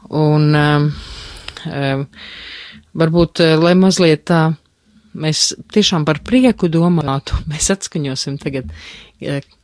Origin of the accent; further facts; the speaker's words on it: Latvia; also born or lived in Berlin, Germany; kā viena latviete